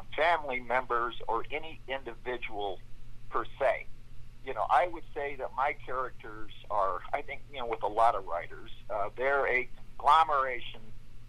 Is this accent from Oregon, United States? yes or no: yes; Portland, Oregon, United States; now in Boise, United States; when I was just a boy, we moved across the state to Portland.